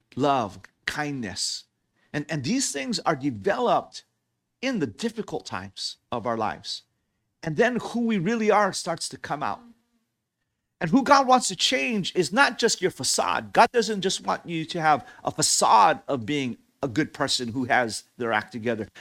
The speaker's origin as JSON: {"language": "English", "region": "Hawaii", "country": "United States", "tie": "born or raised there", "said": "I grew up in Hawaii"}